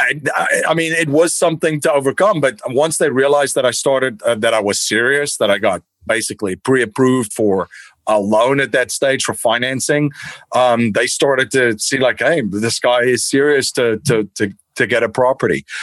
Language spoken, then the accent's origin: English; Stellenbosch, Western Cape, South Africa; now in United States; I grew up in Stellenbosch in South Africa